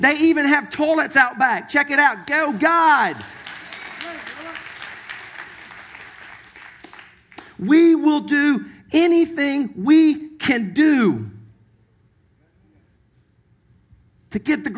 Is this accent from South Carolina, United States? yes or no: yes; Sumter, South Carolina, United States; moved away; my hometown, Sumter, South Carolina